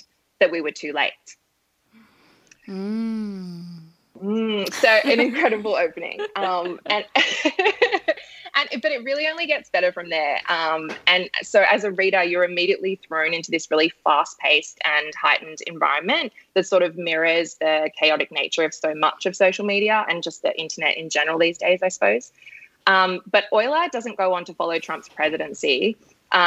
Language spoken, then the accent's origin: English; Sydney, New South Wales, Australia; I'm from Sydney